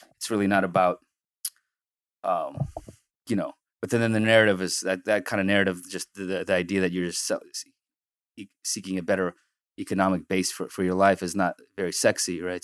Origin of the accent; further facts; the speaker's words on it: San Francisco, California, United States; also born or lived in Soviet Union; growing up in San Francisco, you know, we came in nineteen ninety, and growing up, growing up here